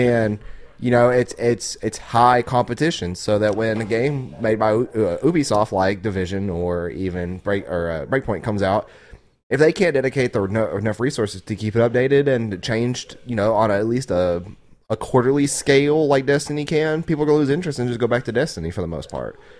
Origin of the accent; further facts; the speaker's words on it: Arkansas, United States; I'm from Arkansas.